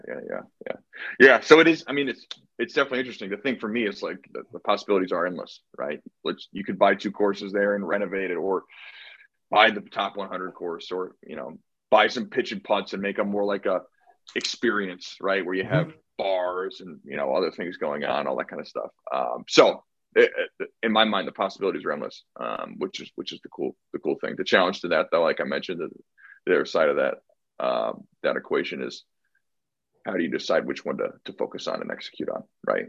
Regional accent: Connecticut, United States; now in San Diego, United States; I moved from Connecticut uh, Kevin and I grew up together

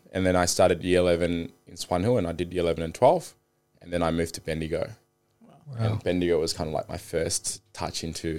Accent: Zimbabwe; born there; moved away; So I was born in Zimbabwe. My mum was a politician

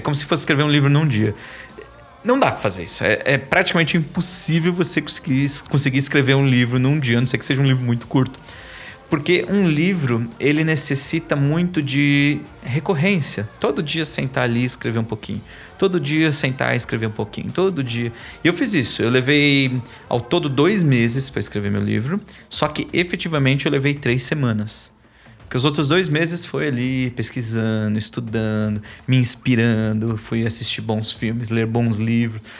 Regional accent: São Paulo, Brazil; also born or lived in Japan; eu sou da Zona Leste, sou de São Miguel Paulista

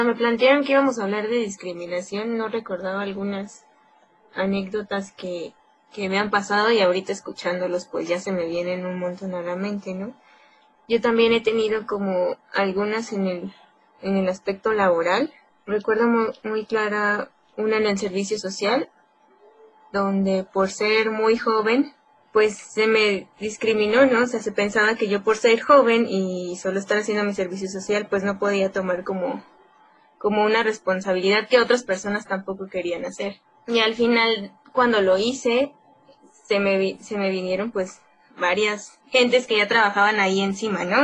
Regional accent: Nezahualcóyotl, State of Mexico, Mexico; yo soy de Nesa

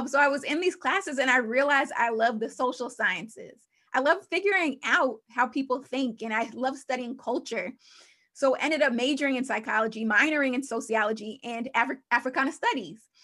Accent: Long Island, New York, United States; my life story, uh, began in New York. I'm from Long Island, New York

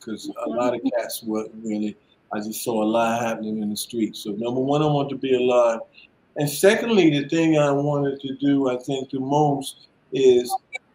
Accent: New York City, New York, United States; moved away as an adult; also born or lived in Orange, New Jersey; growing up in Brooklyn back in the day was really something

